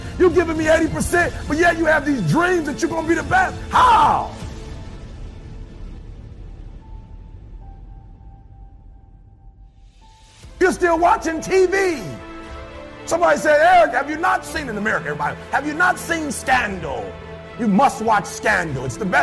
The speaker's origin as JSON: {"language": "English", "town": "Detroit", "region": "Michigan", "country": "United States", "said": "I'm from Detroit, high school dropout. Nobody on my block is an author"}